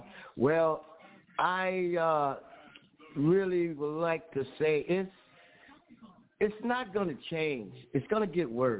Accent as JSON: {"language": "English", "town": "Watts", "region": "California", "country": "United States", "tie": "born or raised there", "said": "I grew up in Watts, in Compton area. I'm 66 years old. I've been in all the riots."}